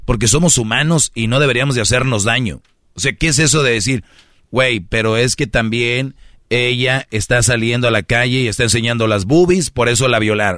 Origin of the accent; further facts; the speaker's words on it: Monterrey, Nuevo León, Mexico; yo soy de Monterrey